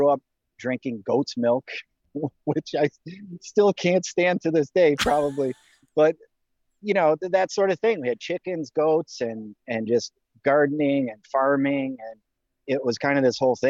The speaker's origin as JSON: {"language": "English", "area": "4 or 5 hours north of Detroit", "region": "Michigan", "country": "United States", "tie": "born or raised there", "said": "I was born and raised in Michigan, but about 4 or 5 hours north of Detroit. So a very small town"}